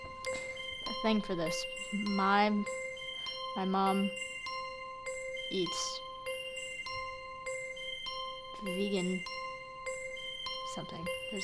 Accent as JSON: {"language": "English", "town": "Omaha", "region": "Nebraska", "country": "United States", "said": "I'm from Omaha"}